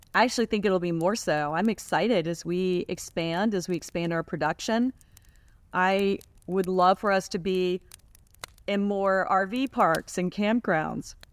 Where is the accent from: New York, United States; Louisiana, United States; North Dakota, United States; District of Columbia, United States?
District of Columbia, United States; Washington; we grew up in Washington, D.C.